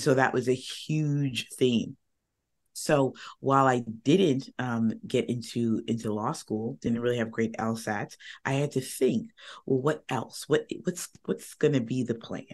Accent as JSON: {"language": "English", "region": "Northern Virginia", "country": "United States", "tie": "born or raised there", "said": "I am from Northern Virginia, right outside of DC."}